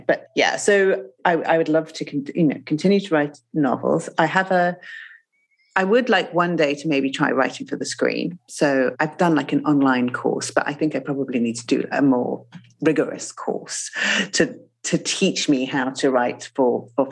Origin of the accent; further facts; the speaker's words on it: Zimbabwe; moved away; I grew up in Zimbabwe